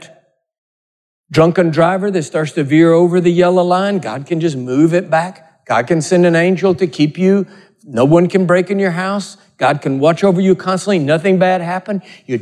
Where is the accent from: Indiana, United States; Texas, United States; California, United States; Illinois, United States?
Texas, United States; I'm a Texan